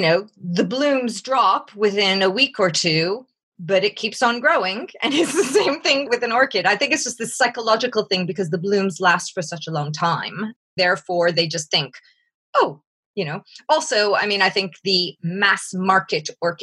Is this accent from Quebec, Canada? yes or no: yes; Montreal, Quebec, Canada; accent: North American; moved away as an adult; now in England; although I live in England, I have a North American accent. I'm originally from Canada, from Montreal.